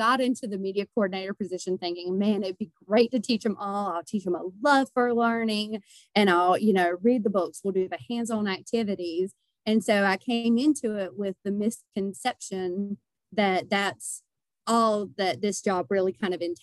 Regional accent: Denton, North Carolina, United States; I moved back to my hometown, which is Denton

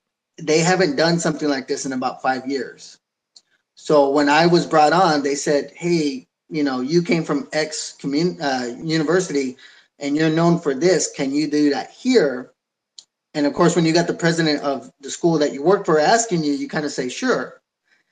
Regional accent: San Jose, California, United States; I'm fourth generation from San Jose

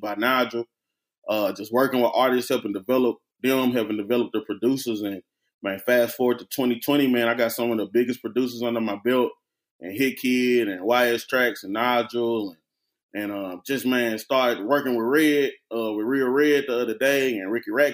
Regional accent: Memphis, Tennessee, United States; moved away as an adult; also born or lived in Nashville, Tennessee / Knoxville, Tennessee; I'm from Memphis, Tennessee

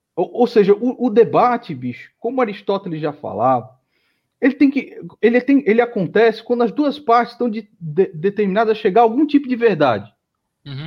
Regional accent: São Paulo, Brazil; eu nasci em São Paulo, mas a minha família toda é, entendeu? A minha mãe é nordestina

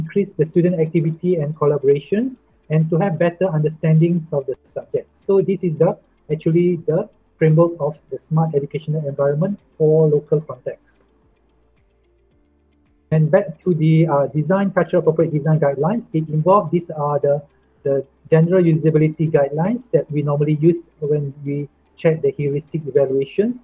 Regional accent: Malaysia; I come from Malaysia

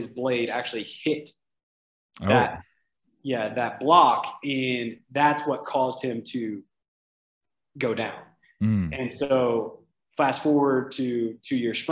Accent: Oxford, Mississippi, United States; moved away as an adult; also born or lived in Panama City, Florida; now in Utah, United States; I'm from Oxford, Mississippi. I'm from Ole Miss, University of Mississippi. And so I grew up there, born and raised.

